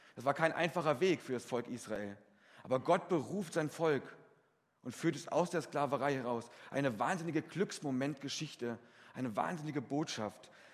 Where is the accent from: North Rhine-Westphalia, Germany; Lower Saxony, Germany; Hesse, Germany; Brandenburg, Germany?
Hesse, Germany; Fritzlar; in Fritzlar, meinem Heimatort